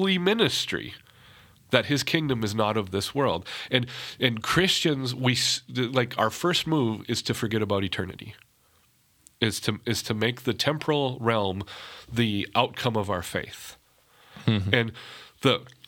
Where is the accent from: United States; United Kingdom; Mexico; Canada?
United States; North Dakota; I'm from North Dakota.